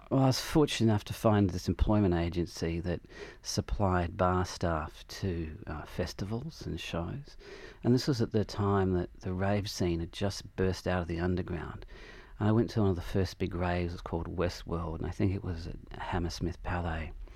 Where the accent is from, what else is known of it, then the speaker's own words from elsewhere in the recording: Adelaide, South Australia, Australia; moved away as an adult; I had this feeling growing up in Adelaide